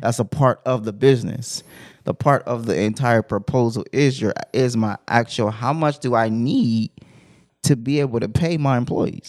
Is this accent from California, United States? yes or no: yes; Compton, California, United States; I'm from Compton